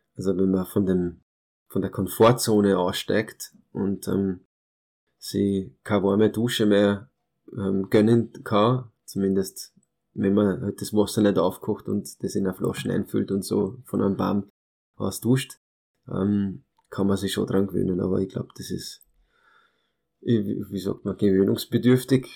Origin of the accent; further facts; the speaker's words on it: Austria; first language Hungarian; German is a second language; also born or lived in Târgu Mureș, Romania; meinen ersten Geburtstag habe ich dann in Österreich gefeiert, war dann ein halbes Jahr, Jahr in, in Rumänien, in meinem Kindergarten, aber aufgewachsen bin ich da in Österreich und habe die österreichische Staatsbürgerschaft